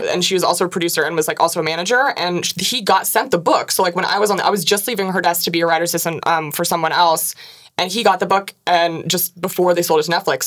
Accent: Washington, United States; I'm from Washington

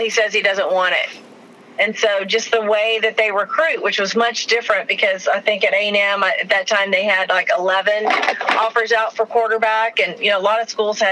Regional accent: Texas, United States; we're from Texas, we love Texas

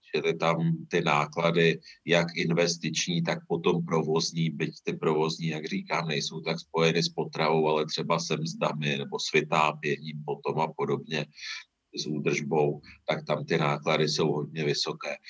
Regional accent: Mnichovo Hradiště, Central Bohemian Region, Czechia; já nejsem z Prahy, jsem z Měchova hradiště

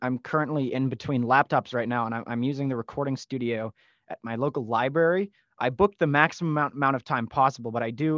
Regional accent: Edmonton, Alberta, Canada; accent: Canadian; being from Edmonton

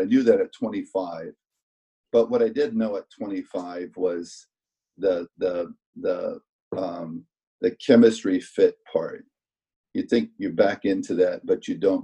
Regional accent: Denison, Iowa, United States; now in Kansas City, United States; growing up in Iowa

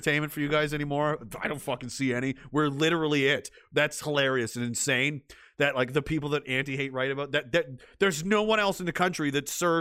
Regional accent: Nova Scotia, Canada; somewhere in Nova Scotia, not far from my hometown

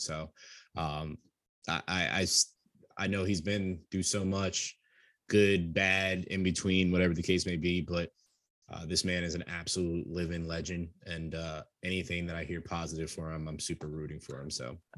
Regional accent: New York, United States; I come from New York, just like Sam

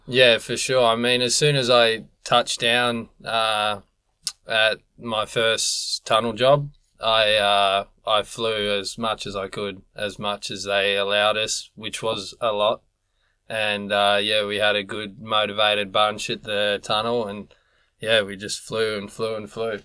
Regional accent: Australia; moved away; I'm from Australia. land down under.

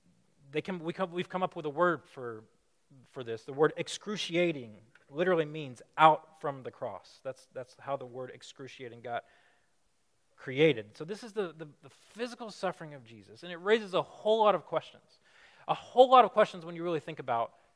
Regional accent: Alabama, United States; moved away as an adult; now in Chicago, United States; I'm from Alabama

